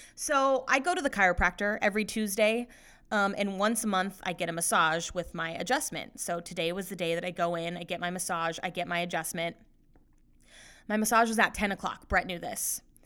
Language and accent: English; Sacramento, California, United States; I was born and raised in the Sacramento area